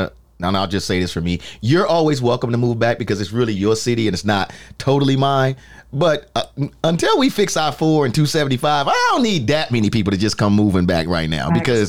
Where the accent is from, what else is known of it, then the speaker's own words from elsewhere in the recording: New York, United States; moved away as an adult; now in Houston, United States; I'm from New York originally, right? And so I've spent a lot of time up northeast, of course, most of my life.